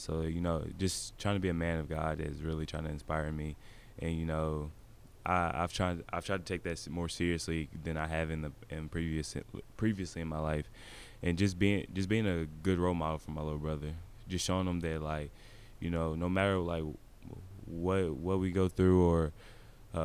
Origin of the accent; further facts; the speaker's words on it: Bowling Green, Kentucky, United States; also born or lived in Nashville, Tennessee; was born in Nashville, and I moved up here. I moved up to Bowling Green when I was two.